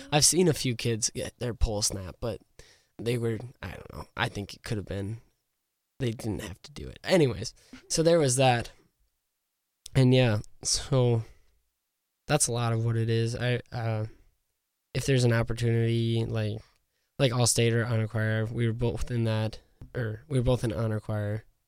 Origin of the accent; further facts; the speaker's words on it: Revillo, South Dakota, United States; I was raised outside of Revillo, like Jordan said, I was from Revillo